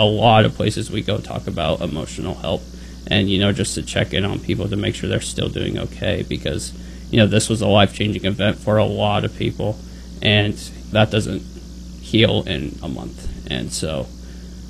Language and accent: English; Nebraska, United States; we're from Nebraska